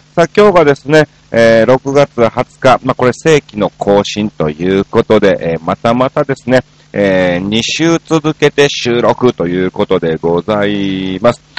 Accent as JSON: {"language": "Japanese", "region": "Osaka", "country": "Japan", "tie": "born or raised there", "moved": "as an adult", "lives_now": "Tokyo, Japan", "said": "大阪出身っていうのはご存"}